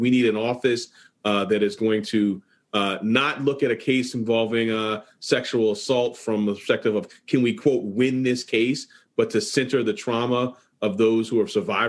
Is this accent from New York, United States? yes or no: yes; New York City, New York, United States; Growing up in Harlem, I had a gun pointed at me 6 times, 3 by the NYPD during lawless searches.